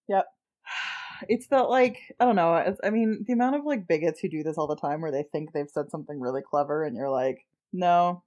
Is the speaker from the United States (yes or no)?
no; Canada; we're Canadian